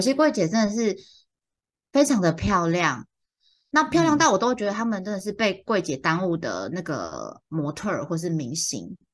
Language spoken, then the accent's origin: Chinese; central and southern Taiwan, Taiwan; 我小时候在中南部长大